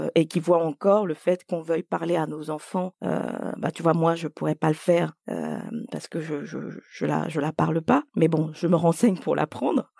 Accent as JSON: {"language": "French", "country": "Côte d’Ivoire", "tie": "born or raised there", "first_language": "French", "moved": "yes", "said": "je suis née en Côte d'Ivoire et j'ai passé euh, tout mon primaire en Côte d'Ivoire."}